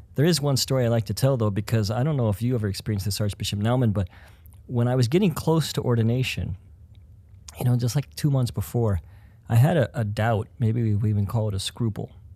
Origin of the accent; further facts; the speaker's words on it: Denver, Colorado, United States; moved away as an adult; also born or lived in Atchison, Kansas / Twin Cities, Minnesota; now in Crookston, United States; I grew up in Denver, but then I came to college here at, uh, Benedictine College, and then after that ended up settling in the Twin Cities.